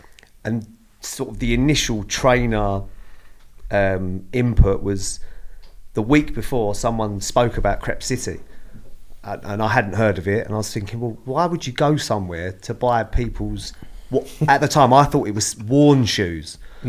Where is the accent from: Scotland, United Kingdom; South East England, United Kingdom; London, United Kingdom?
London, United Kingdom; No, I'm actually from Lewisham.